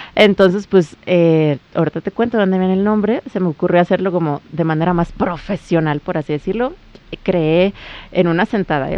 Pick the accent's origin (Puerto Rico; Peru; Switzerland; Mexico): Mexico; yo como mujer mexicana